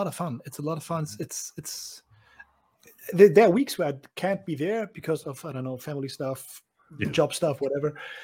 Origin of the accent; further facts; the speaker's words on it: Germany; English is a second language; as a German person